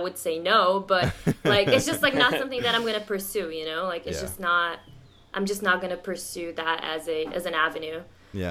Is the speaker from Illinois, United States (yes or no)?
no; Miami, Florida, United States; also born or lived in Brazil; I grew up in Miami, and I went to University of Miami.